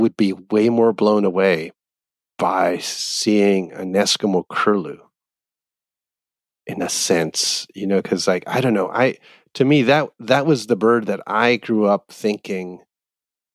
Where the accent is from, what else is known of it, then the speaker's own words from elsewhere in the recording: Canada; I grew up in Canada